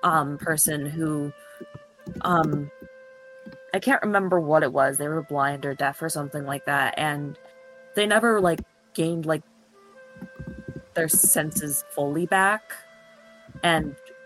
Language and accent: English; Kentucky, United States; I grew up in Kentucky, and I do not want to go back.